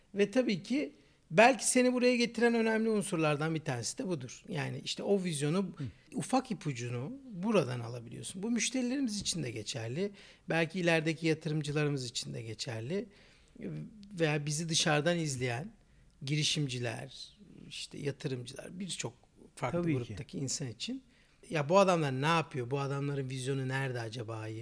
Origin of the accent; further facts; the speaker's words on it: Istanbul, Turkey; 1987 İstanbul doğumluyum